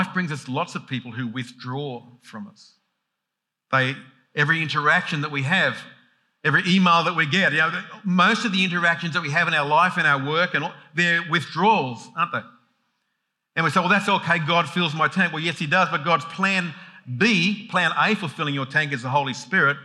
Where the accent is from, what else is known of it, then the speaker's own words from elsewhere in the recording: Sydney, New South Wales, Australia; when I grew up in Sydney, even Sydney, 4 million people, I knew my street.